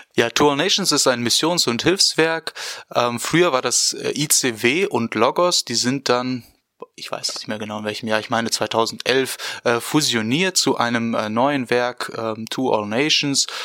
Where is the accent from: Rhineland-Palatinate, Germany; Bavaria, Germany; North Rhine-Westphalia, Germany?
North Rhine-Westphalia, Germany; Porta Westfalica; moved away as an adult; now in Bonn, Germany; ich komme ursprünglich aus äh, Porta Westfalica, das ist im schönen Ostwestfalen-Lippe und äh, bin dort auch aufgewachsen